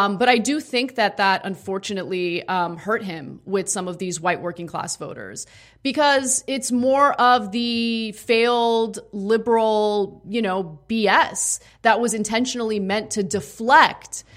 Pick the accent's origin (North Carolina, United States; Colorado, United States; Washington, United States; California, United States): California, United States; Los Angeles; born and raised in Los Angeles, I've lived in Los Angeles my entire life